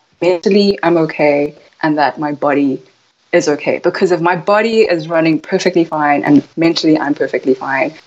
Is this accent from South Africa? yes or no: yes; South Africa; So I was born in South Africa, and my parents are from Taiwan, but my mother is Japanese. And so there's a lot of culture there. And growing up in South Africa